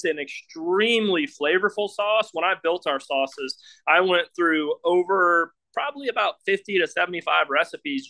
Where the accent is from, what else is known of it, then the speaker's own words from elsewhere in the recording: Louisiana, United States; now in Utah, United States; I'm from Louisiana, and we use point of references for everything